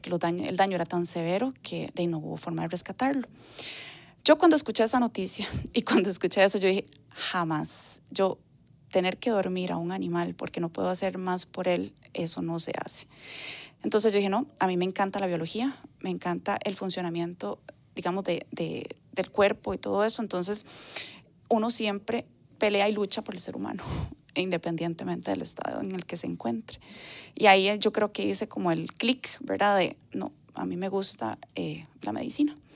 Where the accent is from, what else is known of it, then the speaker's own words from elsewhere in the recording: Higuito de Desamparados, San José, Costa Rica; pasaron a Higuito de Desamparados y ahí fue donde yo estuve viviendo, digamos, la primera infancia.